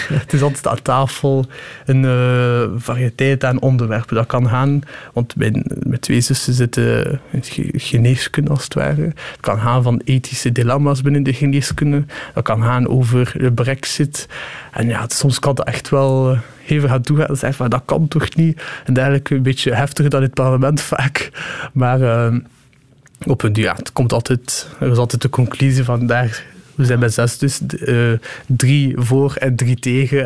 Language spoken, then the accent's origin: Dutch; Shkodër, Shkodër County, Albania; now in Ghent, Belgium; ik kom uit Skodra